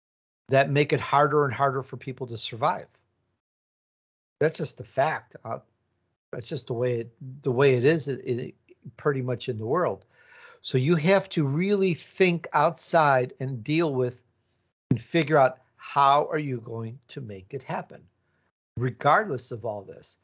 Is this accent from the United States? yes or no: no; Italy; born there; Maybe there's a little Italian in there because my roots are Italian. I was born in Italy